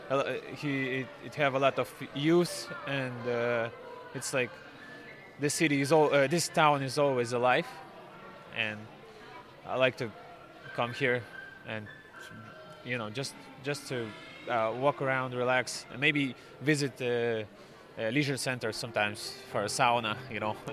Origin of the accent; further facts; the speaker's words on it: Russia; moved away as an adult; now in Longford, Ireland; I, uh, I am originally from Russia, but I live uh, now I'm living in Longford for seven years already.